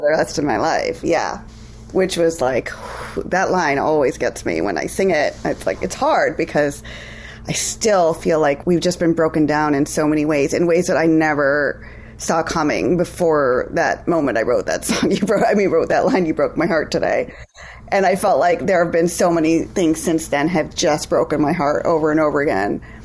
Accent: India; moved away; I'm from India

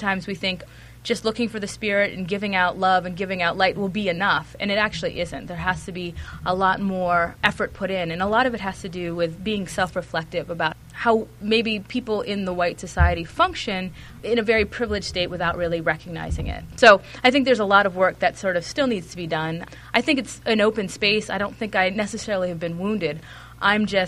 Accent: Pittsburgh, Pennsylvania, United States; I went off to Haverford College after growing up in Pittsburgh

